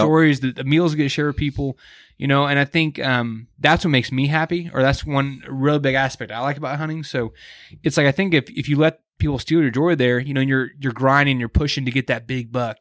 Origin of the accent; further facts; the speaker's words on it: Kansas City, United States; I grew up in Kansas City